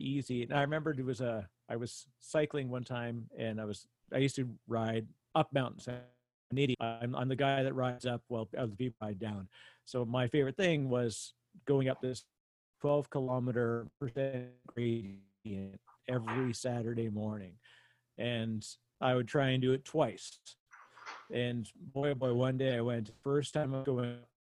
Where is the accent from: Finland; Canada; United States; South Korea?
Canada; I'm Canadian